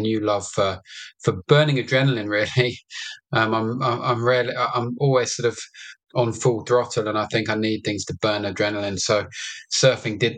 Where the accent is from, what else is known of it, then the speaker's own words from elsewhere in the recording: London, United Kingdom; I was born in London and raised in London